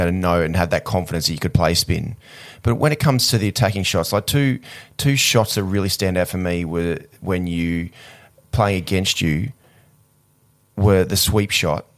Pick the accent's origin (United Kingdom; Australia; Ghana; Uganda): Australia; growing up in Australia